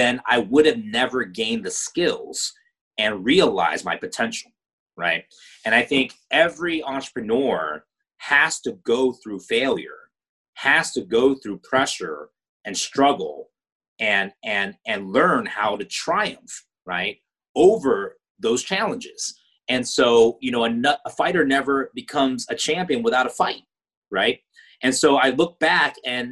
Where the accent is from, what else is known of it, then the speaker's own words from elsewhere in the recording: United States; growing up in America as a Chinese American, my parents were from Hong Kong